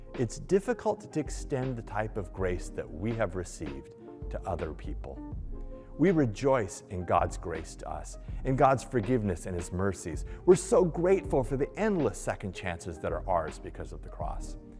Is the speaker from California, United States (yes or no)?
yes; Los Angeles, California, United States; moved away as an adult; also born or lived in New York; Where I grew up in Los Angeles